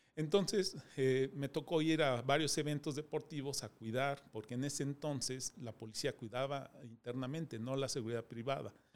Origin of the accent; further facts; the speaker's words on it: Mexico City, Mexico; Nací en eh, Distrito Federal, soy de la Ramos Millán